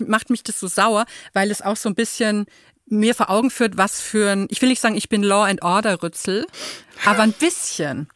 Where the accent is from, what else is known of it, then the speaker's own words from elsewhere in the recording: Würzburg, Bavaria, Germany; ich bin ja in Würzburg geboren und so mhm. in Unterfranken aufgewachsen